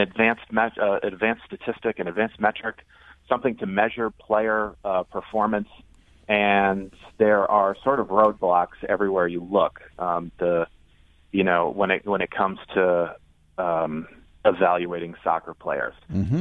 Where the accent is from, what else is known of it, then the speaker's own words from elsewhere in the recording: United States; I'm American